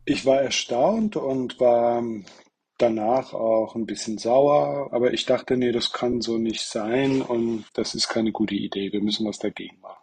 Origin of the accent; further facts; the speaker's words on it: Leipzig, Saxony, Germany; als Leipziger